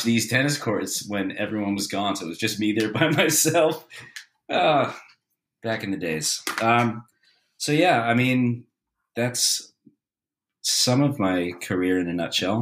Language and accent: English; Australia; I'm an Aussie, born and raised.